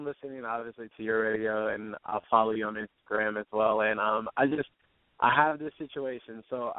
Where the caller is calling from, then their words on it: Irvine, California, United States; I'm calling from Irvine, California, and I am 26.